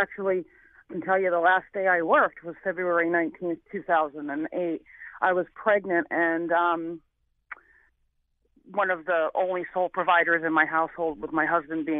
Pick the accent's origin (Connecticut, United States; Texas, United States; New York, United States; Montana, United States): Connecticut, United States; New Haven; I came from New Haven, Connecticut, with, you know, a single mother trying to make it, in the late 70s, early 80s.